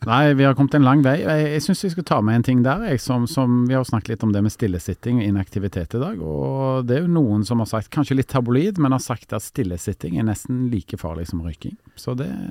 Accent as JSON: {"language": "Norwegian", "town": "Stavanger", "region": "Rogaland", "country": "Norway", "moved": "yes", "lives_now": "Oslo, Norway", "said": "jeg kommer jo opprinnelig fra Stavanger, bor i Oslo."}